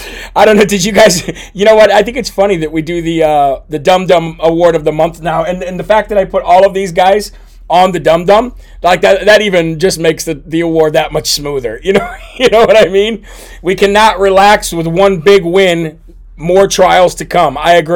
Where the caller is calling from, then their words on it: New Jersey, United States; from New Jersey.